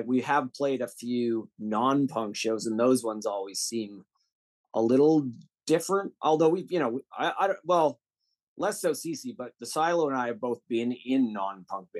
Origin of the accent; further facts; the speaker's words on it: Calgary, Alberta, Canada; moved away; I'm from Calgary